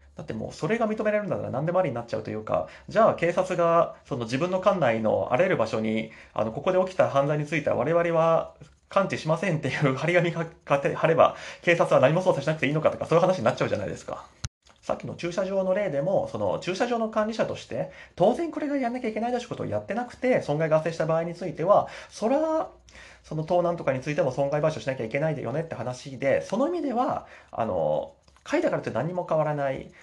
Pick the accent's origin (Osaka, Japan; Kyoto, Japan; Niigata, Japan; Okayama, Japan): Osaka, Japan; moved away as an adult; now in Tokyo, Japan; 私は大阪育ちなんでわかるんですけど